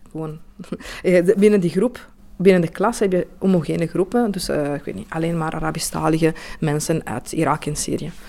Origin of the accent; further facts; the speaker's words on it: Italy; Dutch is a second language; moved away as an adult; now in Belgium; ik ben Italiaans, maar ja, eh, ik woon hier sinds vijf jaar.